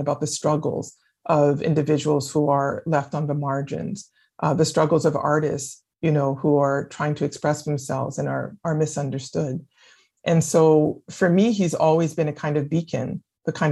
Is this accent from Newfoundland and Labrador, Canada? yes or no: no; Winnipeg, Manitoba, Canada; first language French; English is a second language; moved away as an adult; also born or lived in Quebec City; now in United States; growing up in Winnipeg